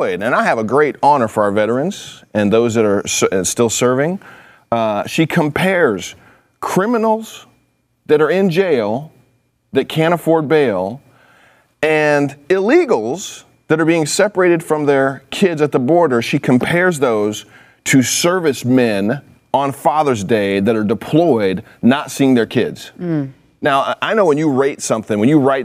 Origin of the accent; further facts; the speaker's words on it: California, United States; I'm from California